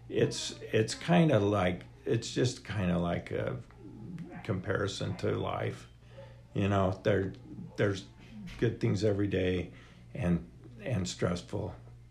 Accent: Ogden, Utah, United States; I grew up in Ogden, and my dad was a vet

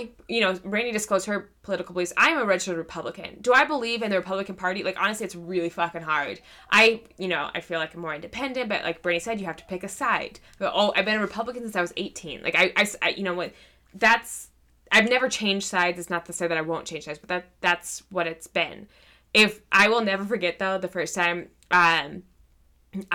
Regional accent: California, United States; now in Nebraska, United States; I grew up in California, which is very, very liberal

